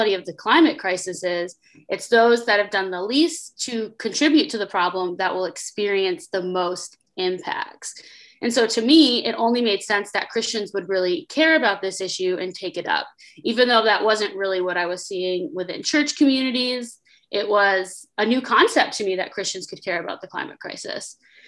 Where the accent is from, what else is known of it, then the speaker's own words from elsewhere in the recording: Connecticut, United States; I grew up in Connecticut, so I spent a lot of time enjoying the New England landscape all over, including I have family from Vermont